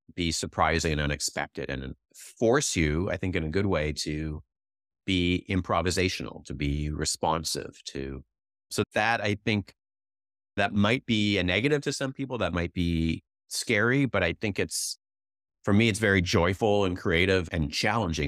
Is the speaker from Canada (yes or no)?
yes; Canada; also born or lived in Vancouver; now in Silicon Valley, United States; I'm Canadian